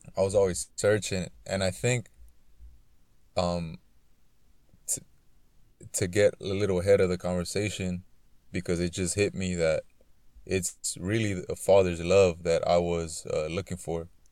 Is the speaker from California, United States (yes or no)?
yes; Los Angeles, California, United States; I grew up in South Central Los Angeles